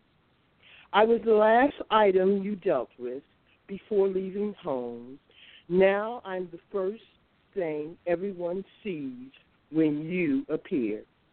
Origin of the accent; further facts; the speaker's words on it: Capitol Heights, Maryland, United States; Yes, I am. I'm from Capitol Heights area